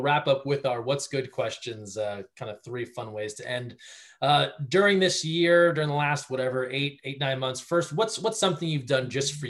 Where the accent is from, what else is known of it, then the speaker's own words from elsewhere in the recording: Northeast, United States; moved away; growing up in the Northeast